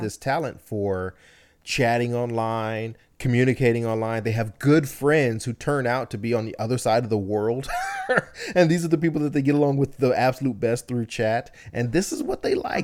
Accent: United States; born here, I only know here, I've spent my entire life here

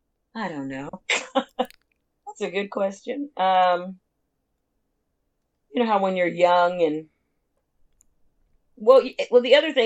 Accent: Los Angeles, California, United States; also born or lived in Alabama; I grew up in L.A., but Compton Unified

